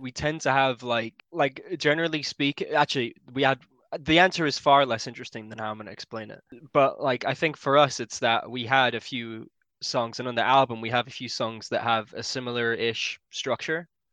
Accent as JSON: {"language": "English", "region": "Yorkshire and the Humber", "country": "United Kingdom", "said": "I'm from West Yorkshire"}